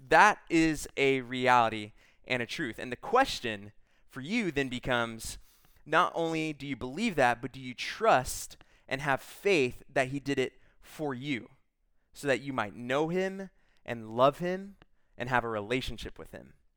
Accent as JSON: {"language": "English", "region": "Texas", "country": "United States", "said": "I'm from Texas"}